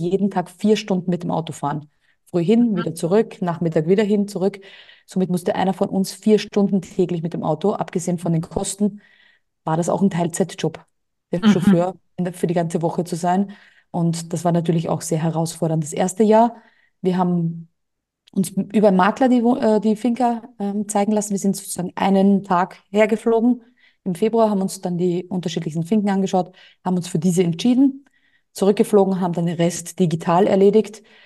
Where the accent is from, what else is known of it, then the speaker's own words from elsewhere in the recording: Austria; moved away as an adult; now in Mallorca, Spain; Bei uns in Österreich stellst du die Tonne vor die Türe, wird abgeholt.